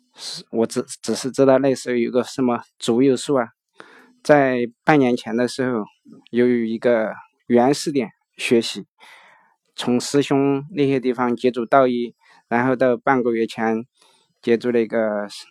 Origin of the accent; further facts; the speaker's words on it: Chengdu, Sichuan, China; 我是来自四川成都